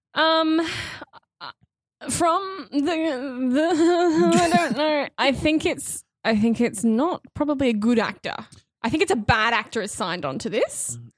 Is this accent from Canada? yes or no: no; Australia; I'm from a little place called, I don't know if you've heard of it, a little place called Australia.